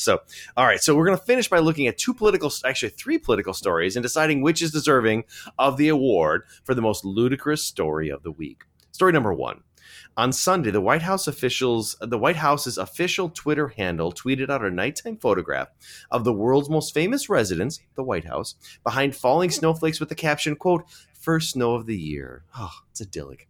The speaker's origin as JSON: {"language": "English", "town": "Milwaukee", "region": "Wisconsin", "country": "United States", "tie": "born or raised there", "said": "my hometown of Milwaukee"}